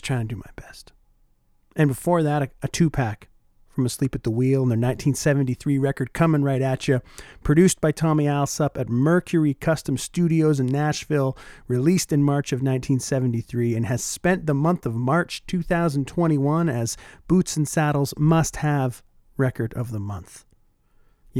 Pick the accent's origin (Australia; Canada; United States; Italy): Canada; Oshawa, Ontario; my hometown of Oshawa, Ontario